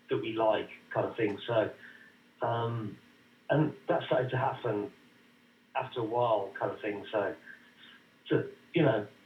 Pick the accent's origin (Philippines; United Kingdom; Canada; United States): United Kingdom; Birmingham, West Midlands; Yeah, no, I'm from Birmingham actually.